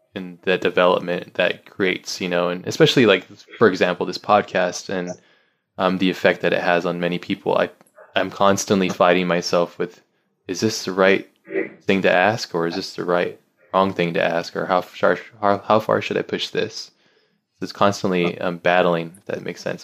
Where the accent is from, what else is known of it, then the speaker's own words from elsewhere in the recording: United States; I'm I'm American